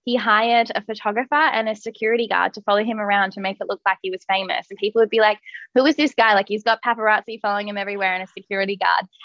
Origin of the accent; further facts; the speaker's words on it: Perth, Western Australia, Australia; moved away as an adult; now in Melbourne, Australia; I grew up in Perth, so I love Perth, but I've been here a long time now, and I feel like I moved here as soon as I finished school